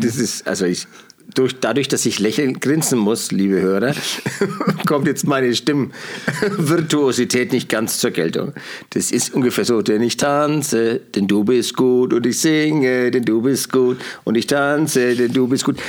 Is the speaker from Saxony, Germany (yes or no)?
no; Franconia, Bavaria, Germany; als Franke